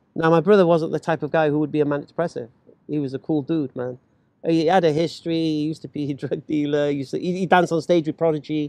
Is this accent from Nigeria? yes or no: no; England, United Kingdom; I'm English.